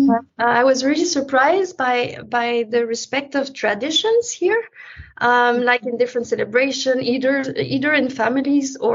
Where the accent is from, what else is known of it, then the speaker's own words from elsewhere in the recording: Quebec City, Quebec, Canada; moved away as an adult; also born or lived in Montreal / Paris / Amsterdam / Munich; now in Germany; lived in oh. Quebec uh, all my life until college, and and then I moved to Montreal.